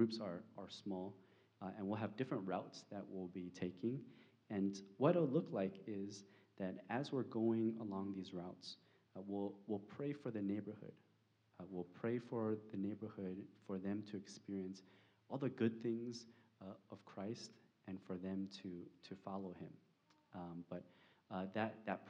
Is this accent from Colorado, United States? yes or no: no; California, United States; now in Arlington, United States; I'm from California